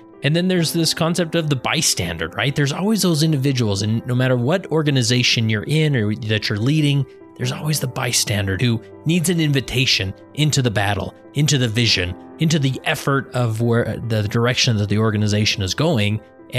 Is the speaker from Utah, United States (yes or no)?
yes; West Valley City, Utah, United States; now in Stansbury Park, United States; I live in Stansbury Park, Utah, which is in Tooele County. I grew up in West Valley City